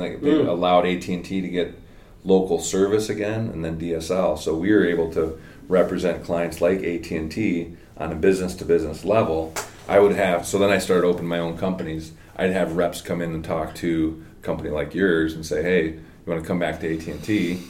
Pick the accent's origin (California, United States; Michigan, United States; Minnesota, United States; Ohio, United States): Michigan, United States; Lake Ann; I grew up in Lake Ann.